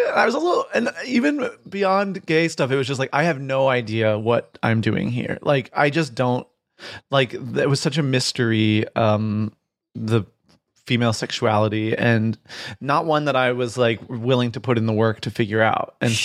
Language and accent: English; Midwest, United States; also born or lived in Virginia; So I grew up in like, I usually say like Michigan and Virginia, but it was sort of like around the Midwest and a little bit in the South.